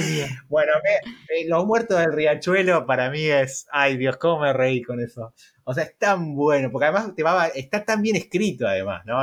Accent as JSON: {"language": "Spanish", "country": "Argentina", "said": "te lo digo como argentino"}